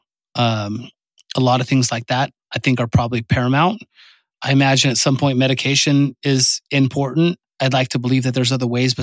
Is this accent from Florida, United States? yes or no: no; California, United States; I'm from California